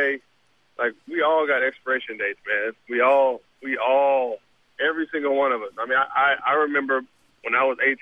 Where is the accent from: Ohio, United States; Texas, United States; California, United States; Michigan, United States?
California, United States; Southern; growing up in Southern California